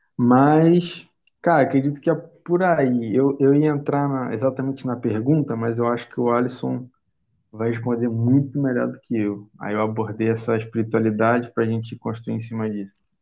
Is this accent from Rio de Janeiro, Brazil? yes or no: yes; Rio de Janeiro, Brazil; sou carioca, tenho 22